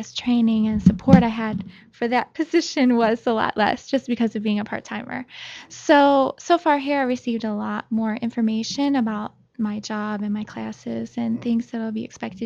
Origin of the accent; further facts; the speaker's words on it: Ohio, United States; moved away as an adult; also born or lived in Nagoya, Japan; now in Japan; I'm from Ohio